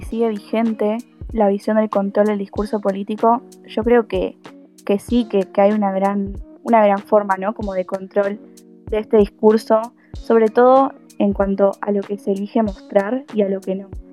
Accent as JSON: {"language": "Spanish", "country": "Argentina", "said": "voy a la Universidad Nacional de La Plata y soy argentina."}